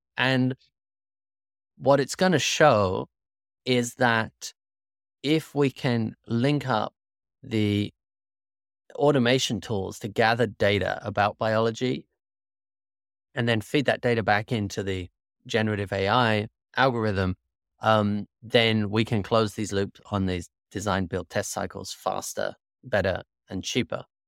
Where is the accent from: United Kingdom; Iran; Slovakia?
United Kingdom; moved away as an adult; also born or lived in Singapore / Malaysia; now in United States; I grew up in the United Kingdom